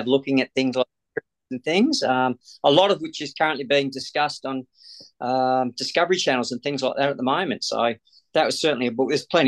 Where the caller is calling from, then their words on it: Perth, Western Australia, Australia; Phoning from Perth, Western Australia.